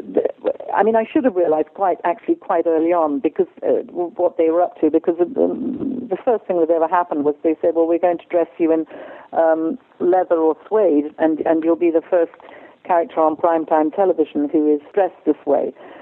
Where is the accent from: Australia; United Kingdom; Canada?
United Kingdom; England; I know that a lot of the work I've done because I'm English and because I sound like I know what I'm talking about